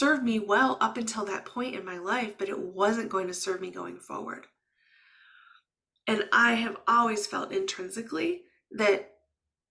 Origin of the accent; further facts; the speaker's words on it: Midwest, United States; first language English; I was raised in the Midwest